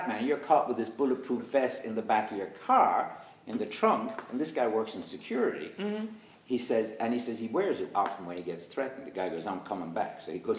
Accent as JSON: {"language": "English", "country": "Senegal", "said": "I'm originally from Senegal, but I look Irish."}